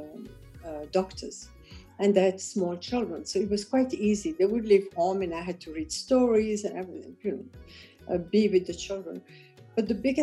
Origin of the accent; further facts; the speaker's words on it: Kigali, Rwanda; moved away; also born or lived in Bukavu, Democratic Republic of the Congo; I was born in Eastern Congo and grew up in Kigali, in Rwanda